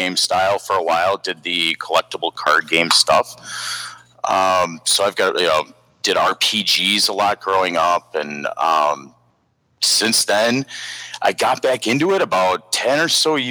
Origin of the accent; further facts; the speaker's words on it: Milwaukee, Wisconsin, United States; I am a Milwaukee native myself. Haven't really left